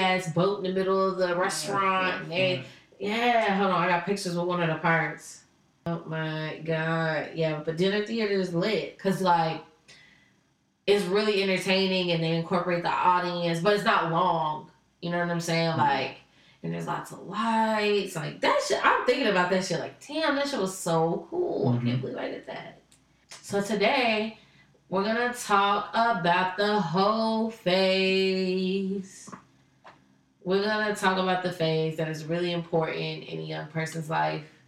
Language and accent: English; Charlotte, North Carolina, United States; I was local. I was from Charlotte